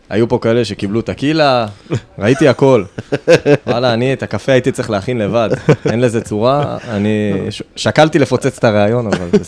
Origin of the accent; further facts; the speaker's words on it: Kfar Saba, Central District, Israel; אז אה, אני גדלתי פה, בכפר סבא.